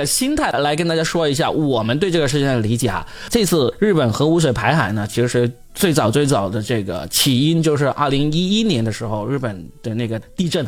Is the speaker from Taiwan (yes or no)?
no; China; 我们作为中国人，我们当然也是反对的，是吧？